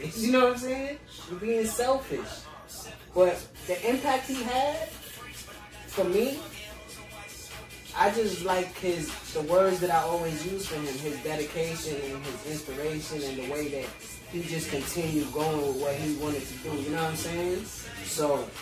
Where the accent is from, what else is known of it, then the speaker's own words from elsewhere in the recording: East Coast, United States; I'm from the East